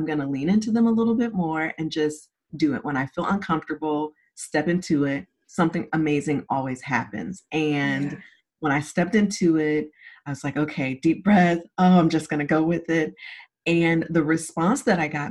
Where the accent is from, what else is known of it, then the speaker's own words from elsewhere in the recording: Zephyrhills, Florida, United States; also born or lived in St. Petersburg, Florida; I was born in St. Petersburg, Florida, raised in Zephyr Hills, Florida